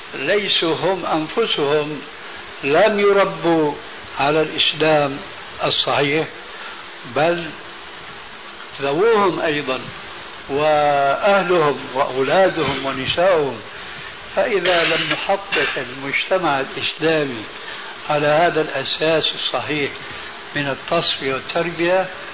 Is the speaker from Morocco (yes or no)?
no; Syria; عندنا في سوريا